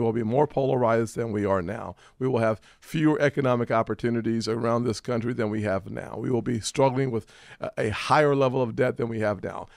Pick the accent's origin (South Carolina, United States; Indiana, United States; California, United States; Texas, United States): South Carolina, United States; I'm from South Carolina